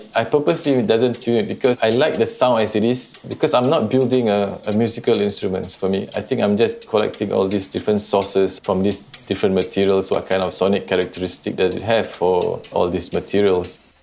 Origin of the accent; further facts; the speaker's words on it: Singapore; I'm an artist from Singapore.